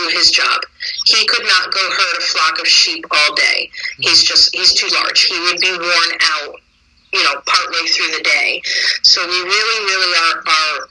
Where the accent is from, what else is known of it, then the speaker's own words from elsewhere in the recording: Connecticut, United States; I'm from Connecticut